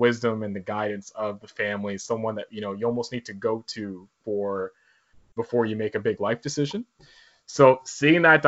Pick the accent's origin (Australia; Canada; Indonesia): Canada; Toronto, Ontario; I was born in North York, because that's where my parents lived.